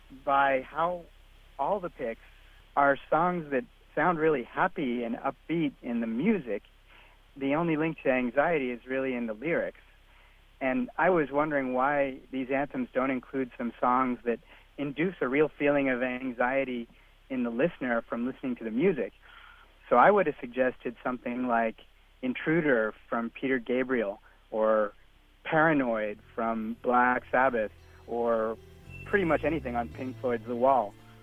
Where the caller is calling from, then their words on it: Yangon, Yangon Region, Myanmar; And I'm calling from Yangon, Myanmar, on the other side of the planet.